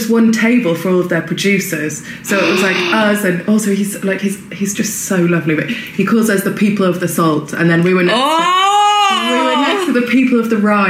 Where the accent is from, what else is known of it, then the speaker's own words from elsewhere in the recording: Welsh, Wales, United Kingdom; being Welsh